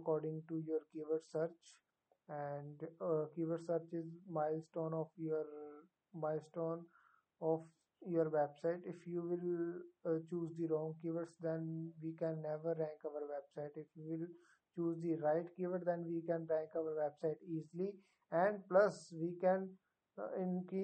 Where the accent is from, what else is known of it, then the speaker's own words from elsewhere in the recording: India; I am from India